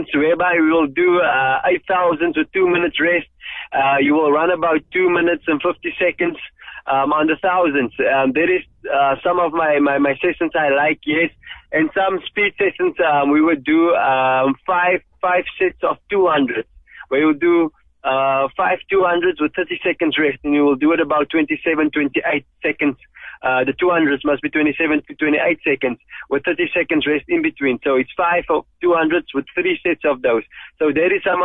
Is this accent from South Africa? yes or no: yes; George, Western Cape, South Africa; I grew up in George. I grew up in a colored location just outside George Buckelsdorp.